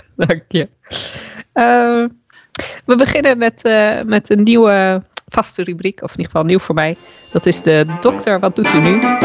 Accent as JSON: {"language": "Dutch", "region": "Friesland", "country": "Netherlands", "tie": "born or raised there", "said": "ik kom uit Friesland ook. Ik ben daar opgegroeid."}